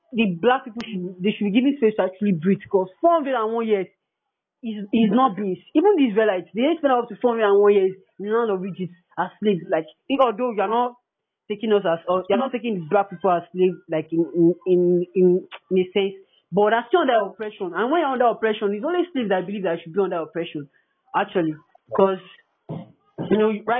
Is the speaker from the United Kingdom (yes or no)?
no; Nigeria; I'm a Nigerian